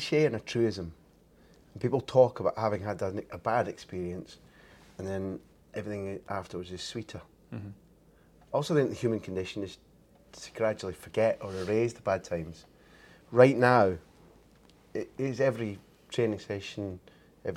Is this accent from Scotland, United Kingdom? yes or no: yes; Scotland, United Kingdom; I saw it as a Scot